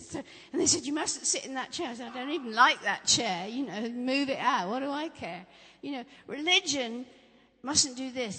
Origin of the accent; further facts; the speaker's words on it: Norfolk, East of England, United Kingdom; I grew up in Norfolk